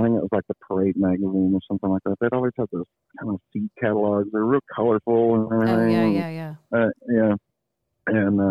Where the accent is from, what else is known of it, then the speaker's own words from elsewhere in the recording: Burleson, Texas, United States; I grew up in Burleson, Texas, the home of … and ….